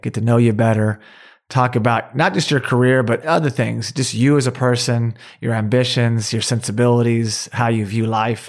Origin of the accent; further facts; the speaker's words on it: United States; now in California, United States; even though I'm American, Irish American, but American